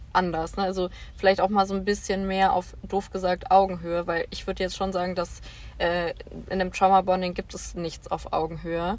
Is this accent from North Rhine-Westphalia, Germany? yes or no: yes; Bonn, North Rhine-Westphalia, Germany; moved away; Ich komme ursprünglich aus Bonn